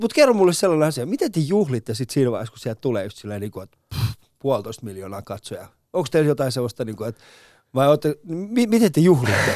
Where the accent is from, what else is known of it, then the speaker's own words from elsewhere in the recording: Finland; mä oon, mä oon Suomesta